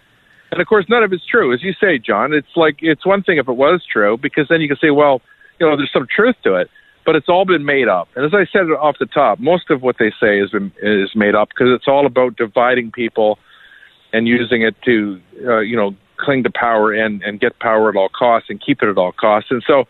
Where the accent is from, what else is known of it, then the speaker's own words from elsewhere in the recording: Kingston, Ontario, Canada; I'm kind of from Kingston area, so I'm very proud of that.